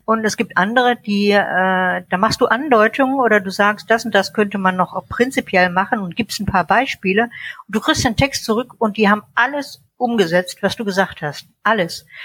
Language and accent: German; North Rhine-Westphalia, Germany; moved away; also born or lived in Munich; in München geboren, in NRW aufgewachsen und lebe inzwischen äh, in der deutschen Toskana